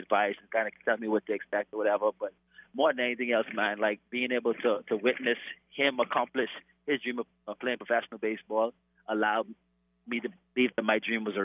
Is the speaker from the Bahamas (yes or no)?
yes; Bahamas; moved away; growing up in the Bahamas